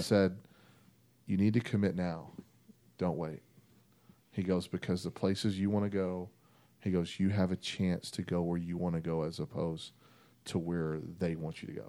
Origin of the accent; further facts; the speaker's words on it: Vernon, Texas, United States; also born or lived in Mesquite, Texas; I grew up in Vernon